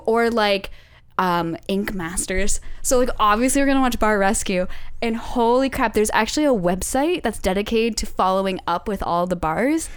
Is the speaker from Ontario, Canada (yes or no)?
yes; London, Ontario, Canada; moved away; I'm from London, Ontario